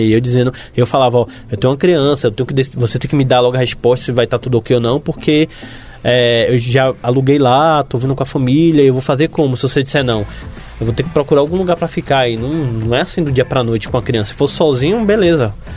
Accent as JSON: {"language": "Portuguese", "town": "Salvador", "region": "Bahia", "country": "Brazil", "moved": "as an adult", "lives_now": "São Paulo, Brazil", "said": "O pessoal de Salvador, não tô falando porque é minha terra"}